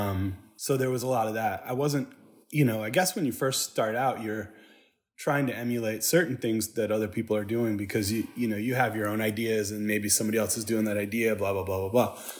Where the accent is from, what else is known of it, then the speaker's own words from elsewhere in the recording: Saginaw, Michigan, United States; now in Nashville, United States; I grew up in Saginaw, Michigan